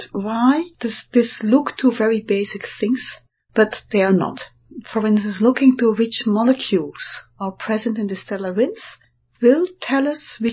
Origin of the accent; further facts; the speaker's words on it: Belgium; I'm from Belgium